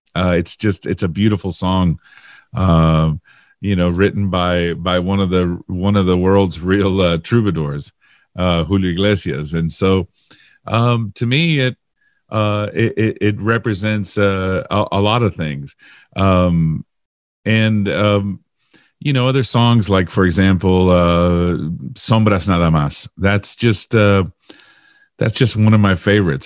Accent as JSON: {"language": "English", "town": "Miami", "region": "Florida", "country": "United States", "tie": "born or raised there", "said": "I was born and raised in Miami"}